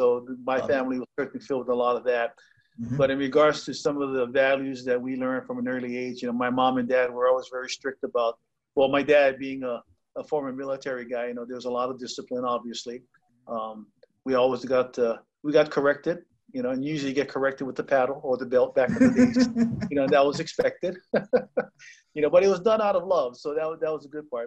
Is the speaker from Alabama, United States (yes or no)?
no; Honolulu, Hawaii, United States; born and raised here in Oahu in the district of Kalihi